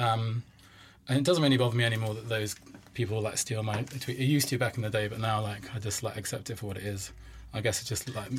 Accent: the Cotswolds, South West England, United Kingdom; moved away; we're all from the Cotswolds

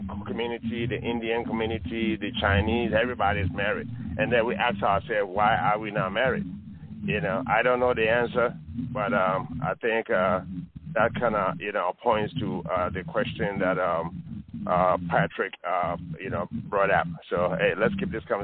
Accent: Ghana; I'm from Ghana.

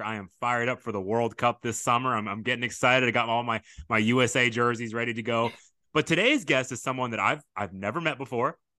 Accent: Sugar Land, Texas, United States; also born or lived in Houston Heights, Texas; now in Katy, United States; I grew up in Fort Bend County in Sugarland

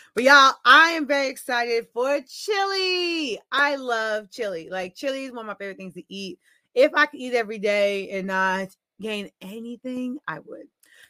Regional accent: New York, United States; I'm from New York. So we got some rice, chili, cheese. Slurp it all up. That's how we eat it up in New York.

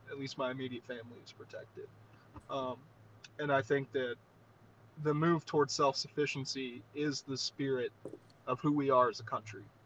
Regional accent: Southeast Alabama, United States; now in Montana, United States; I grew up in Southeast Alabama

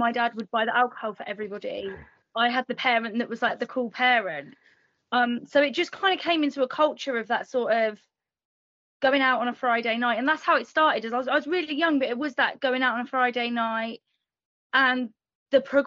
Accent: England, United Kingdom; Born and raised in England

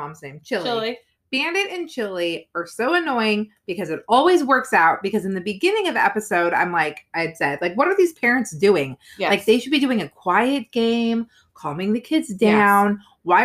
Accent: United States; I'm American.

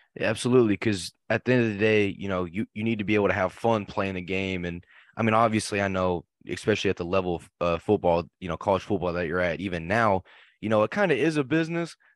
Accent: Fort Worth, Texas, United States; I'm from Fort Worth

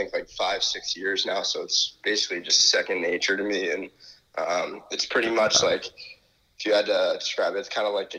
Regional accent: Connecticut, United States; moved away as an adult; now in Michigan, United States; I'm from Connecticut, so didn't grow up in Michigan

